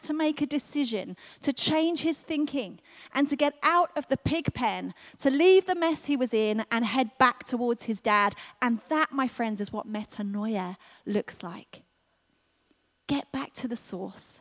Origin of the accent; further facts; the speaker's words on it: United Kingdom; we're so British